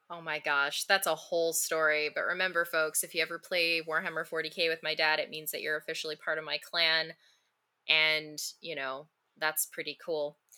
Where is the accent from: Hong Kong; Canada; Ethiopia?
Canada; as a Canadian